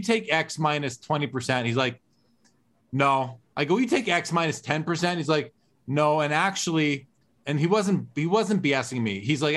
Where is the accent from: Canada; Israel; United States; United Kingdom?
Canada; being Canadian